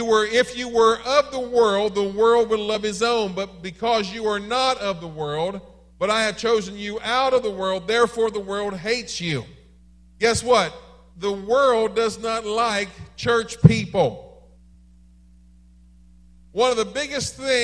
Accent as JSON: {"language": "English", "region": "Maryland", "country": "United States", "said": "I am from Maryland"}